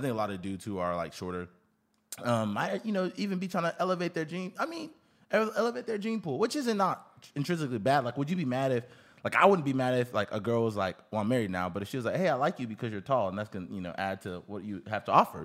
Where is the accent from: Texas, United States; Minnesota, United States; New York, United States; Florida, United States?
Texas, United States; Houston; I grew up in Houston, Texas